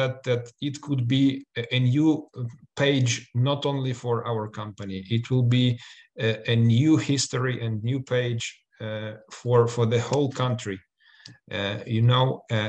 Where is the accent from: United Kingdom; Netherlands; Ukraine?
Ukraine; we are from Ukraine